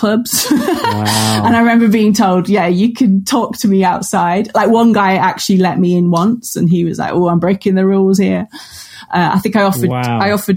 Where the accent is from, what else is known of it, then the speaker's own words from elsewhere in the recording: Cumbria, North West England, United Kingdom; moved away as an adult; also born or lived in Luton; I'm from Cumbria, off a farming background